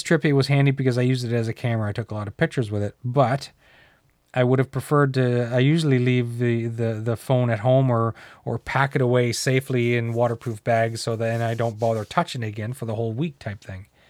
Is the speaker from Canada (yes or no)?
yes; New Brunswick, Canada; now in Ontario, Canada; I grew up in New Brunswick